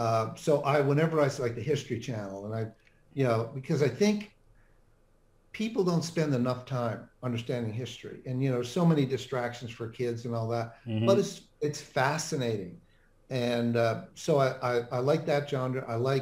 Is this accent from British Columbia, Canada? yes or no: no; Flat Rock, Newfoundland and Labrador, Canada; also born or lived in Atlanta, United States / Washington, D.C., United States / London, United Kingdom / Korea; now in Dallas, United States; Newfoundland is a province of Canada, very remote place, very Irish. So I grew up in a little place called Flat Rock, Newfoundland, population 400. And I go back there whenever I can. Family's still there.